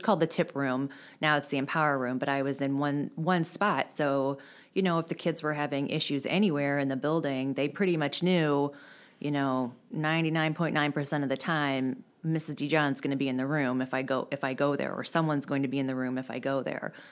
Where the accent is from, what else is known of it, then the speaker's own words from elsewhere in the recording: De Pere, Missouri, United States; I grew up in De Pere